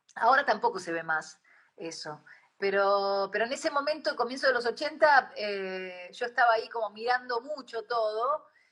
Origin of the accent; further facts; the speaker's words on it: Argentina; yo después cuando regresé a la Argentina